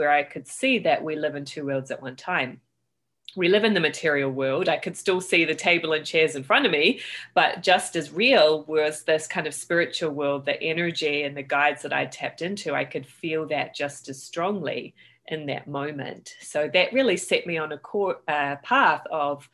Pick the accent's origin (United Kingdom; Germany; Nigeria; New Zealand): New Zealand; Christchurch, Canterbury; I grew up in Christchurch, New Zealand